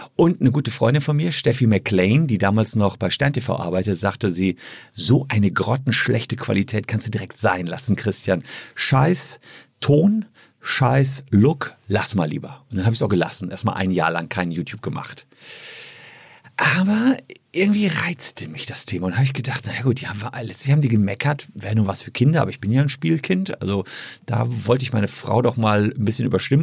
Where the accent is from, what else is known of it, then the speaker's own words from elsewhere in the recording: Gevelsberg, North Rhine-Westphalia, Germany; also born or lived in Cologne; in Gefelsberg, meine Heimatstadt